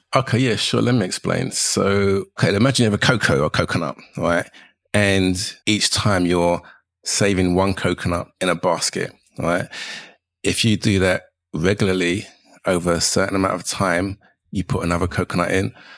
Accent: London, United Kingdom; I'm a Jamaican Londoner

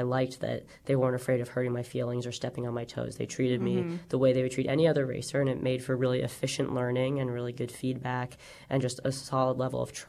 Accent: New York, United States; as a New Yorker

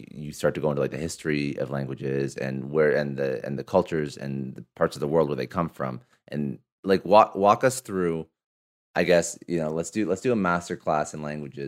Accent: Ottawa, Ontario, Canada; moved away as an adult; now in Toronto, Canada; I'm Canadian, I grew up in Ottawa, I'm in Toronto now

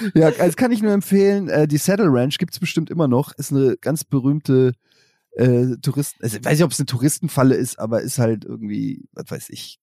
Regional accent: Germany; als Deutscher

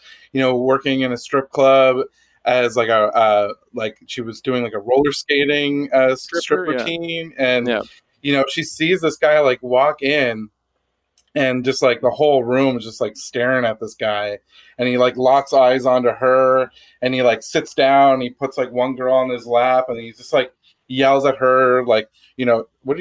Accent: Canada; being Canadian

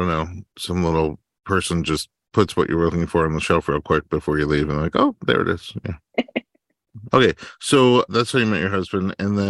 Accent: New York, United States; I grew up in New York, also four seasons

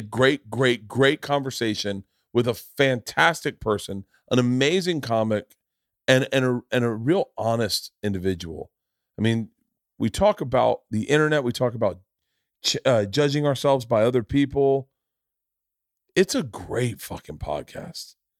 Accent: Florida, United States; moved away; growing up in Florida

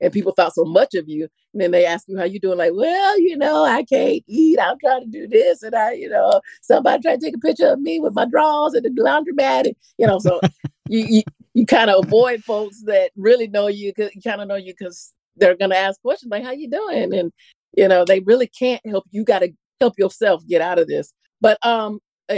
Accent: Florida, United States; I'm from Florida

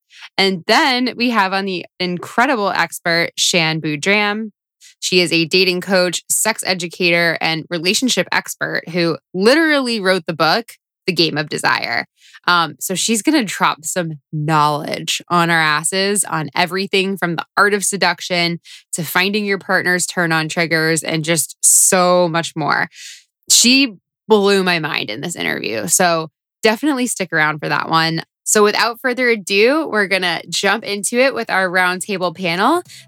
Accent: Florida, United States; moved away as an adult; now in New York, United States; I know when I first moved to New York when I was 22. I was coming from Florida.

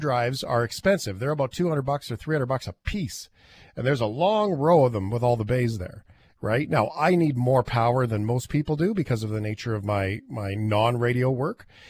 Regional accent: Canada; we're Canadian

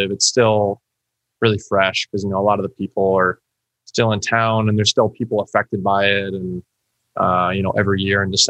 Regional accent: Newtown, Connecticut, United States; born or raised there

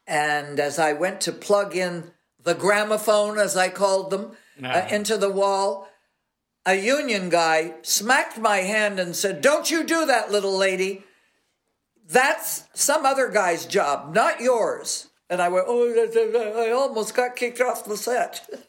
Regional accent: Los Angeles, California, United States; I was raised in Catholic schools all of my life. And the only reason I got out of Catholic school is because I lived up in Laurel Canyon, and there was a bus, a school bus that Hollywood High had

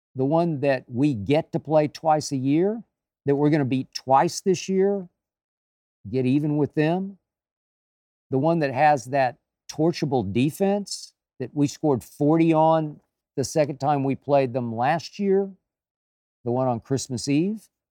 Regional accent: Oklahoma, United States; my home state of Oklahoma

